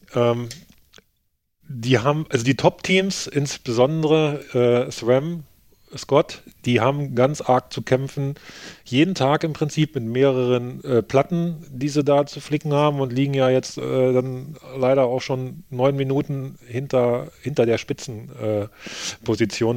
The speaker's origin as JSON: {"language": "German", "country": "Germany", "said": "als Deutscher"}